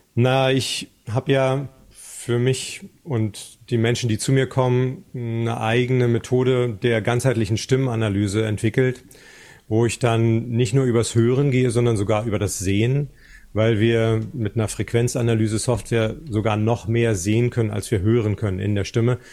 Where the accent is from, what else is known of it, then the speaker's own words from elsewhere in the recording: GDR, East Germany, Germany; in der DDR, wo ich aufgewachsen bin